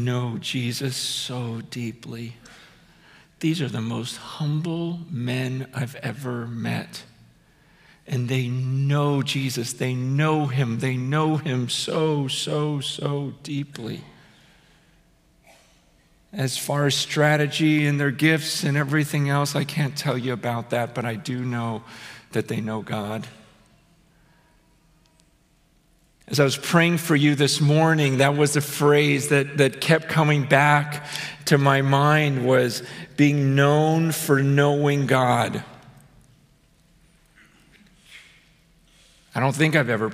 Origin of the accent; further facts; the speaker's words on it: United States; as an American